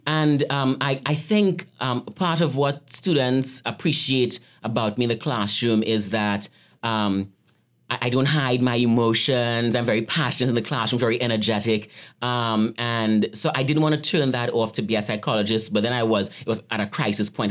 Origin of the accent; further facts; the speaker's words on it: Trinidad & Tobago; moved away as an adult; also born or lived in Atlanta, United States / Brooklyn, United States; now in Gettysburg, United States; I grew up in Trinidad, um, in a poor community called Lafontaine. And I left Trinidad when I was eighteen years old